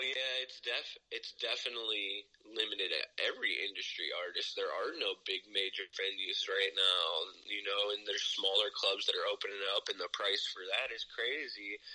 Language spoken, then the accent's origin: English; Ohio, United States